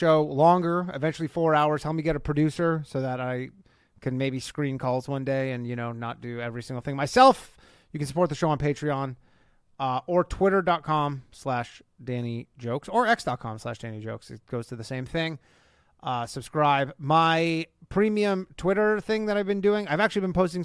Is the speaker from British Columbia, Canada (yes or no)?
no; Burlington, Ontario, Canada; now in United States; my hometown of Burlington, Ontario, Canada, North America